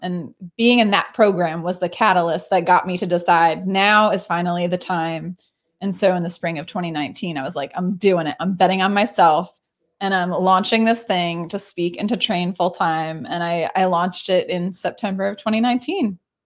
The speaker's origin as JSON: {"language": "English", "town": "Baltimore", "region": "Maryland", "country": "United States", "tie": "born or raised there", "said": "born and raised in Baltimore"}